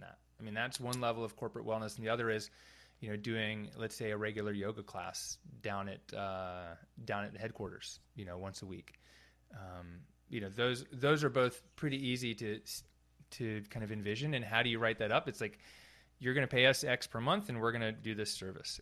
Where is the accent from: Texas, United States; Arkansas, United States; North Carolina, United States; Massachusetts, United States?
North Carolina, United States; moved away as an adult; also born or lived in California / San Francisco / San Luis Obispo; I grew up here in North Carolina